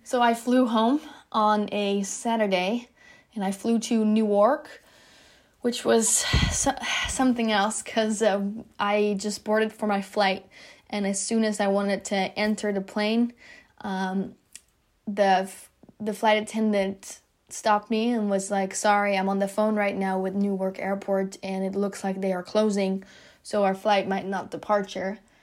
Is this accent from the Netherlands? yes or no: yes; Netherlands; moved away as an adult; now in Florida, United States; I am originally from the Netherlands, which makes me an international student